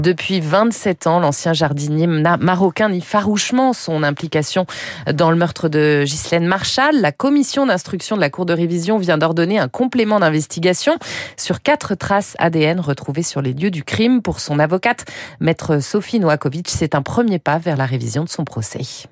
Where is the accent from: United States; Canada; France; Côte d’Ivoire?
France; chez nous, en France